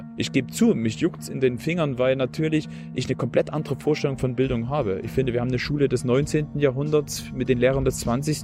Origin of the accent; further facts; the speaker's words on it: Plauen, Saxony, Germany; Ich bin in Plauen im Vogtland geboren.